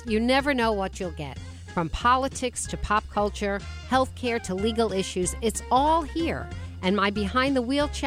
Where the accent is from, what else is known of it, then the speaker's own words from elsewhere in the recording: Woodmere, New York, United States; now in Westport, United States; I grew up in Woodmere myself